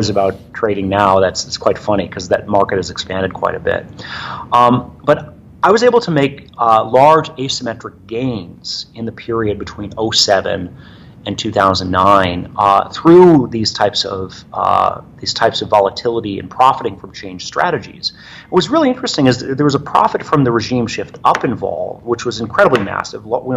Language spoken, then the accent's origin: English; Michigan, United States; moved away; I grew up in Michigan